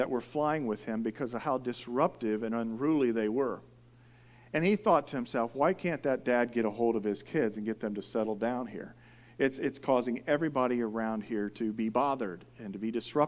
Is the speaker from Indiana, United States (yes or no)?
yes; Indiana, United States; now in California, United States; I'm from Indiana.